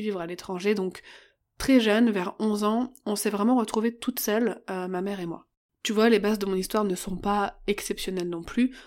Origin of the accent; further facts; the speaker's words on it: Paris, Île-de-France, France; moved away as an adult; Je suis parisienne, je suis née et j'ai grandi à Paris, dix-neuvième, jusqu'à mes vingt-cinq ans